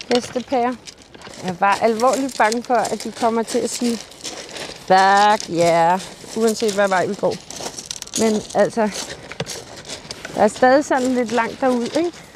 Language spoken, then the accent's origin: Danish; Bornholm, Capital Region of Denmark, Denmark; hjemme på Bornholm